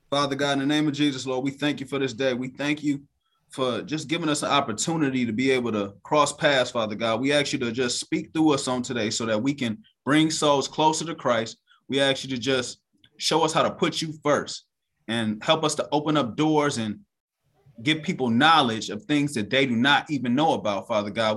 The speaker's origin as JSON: {"language": "English", "country": "United States", "tie": "born or raised there", "said": "growing up in America, we not taught that Black people around the world"}